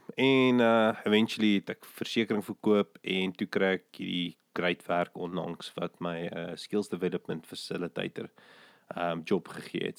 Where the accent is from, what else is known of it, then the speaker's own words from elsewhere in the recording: West Rand, Gauteng, South Africa; also born or lived in Krugersdorp; ek het in die Wesrand groot geword